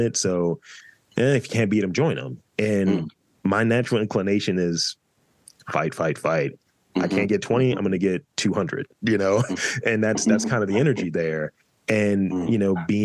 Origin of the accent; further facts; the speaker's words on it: New York City, New York, United States; as a New Yorker